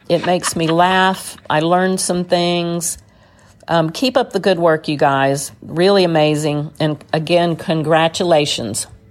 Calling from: Smiley, Texas, United States; calling from Smiley, Texas.

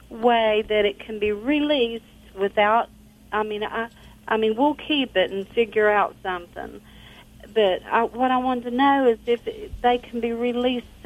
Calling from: Charleston, West Virginia, United States; I'm from West Virginia.

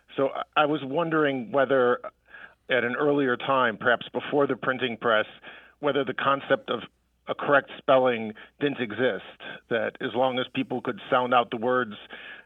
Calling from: Pennsylvania, United States; This is …. I'm calling from Bell Kenwood, Pennsylvania.

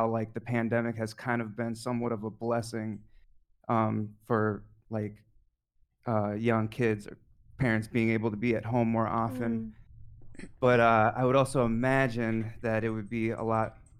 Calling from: Japan; I'm calling from Japan

